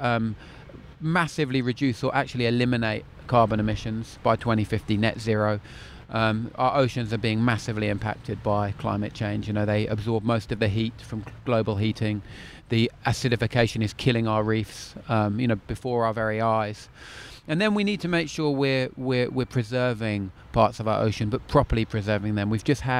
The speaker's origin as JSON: {"language": "English", "region": "London", "country": "United Kingdom", "tie": "born or raised there", "moved": "as an adult", "lives_now": "Cornwall, United Kingdom", "said": "I'm a Londoner born and bred, happily transposed to my excellent life in Cornwall"}